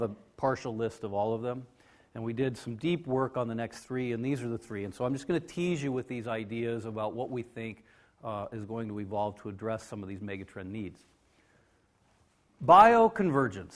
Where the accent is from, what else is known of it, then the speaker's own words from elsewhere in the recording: United States; I am from America